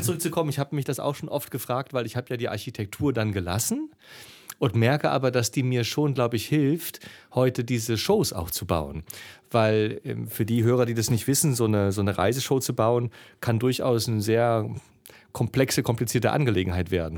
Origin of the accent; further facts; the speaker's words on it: East Germany, Germany; ich bin ja Ossi